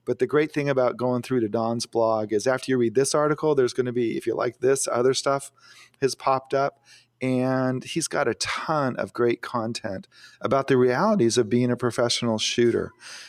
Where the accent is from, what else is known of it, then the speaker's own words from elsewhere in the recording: Phoenix, Arizona, United States; I grew up in Phoenix, but I never knew him when I lived there, but I have visited him on expeditions back to see my family.